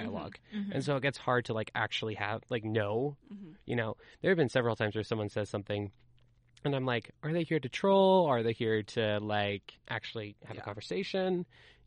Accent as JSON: {"language": "English", "town": "Rexburg", "region": "Idaho", "country": "United States", "said": "I'm from Rexburg"}